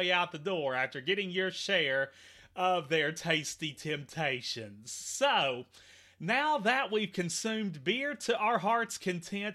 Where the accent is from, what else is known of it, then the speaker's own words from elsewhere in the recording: Henderson, Kentucky, United States; also born or lived in Warren County, Kentucky; I was born and raised in Henderson, and that's where I am now